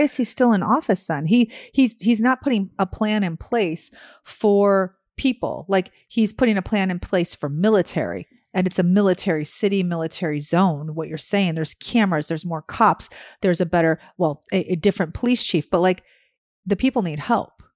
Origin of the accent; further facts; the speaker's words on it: Chicago, Illinois, United States; I am from Chicago